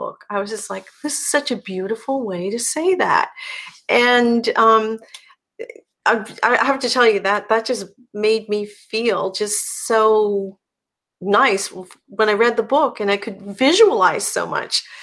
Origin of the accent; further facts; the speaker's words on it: Newfoundland and Labrador, Canada; And I'm from here.